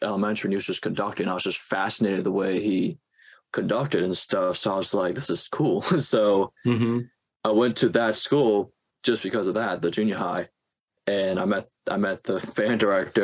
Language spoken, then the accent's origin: English; New Orleans, Louisiana, United States; moved away as an adult; now in Boston, United States; That's where I'm from. I'm from New Orleans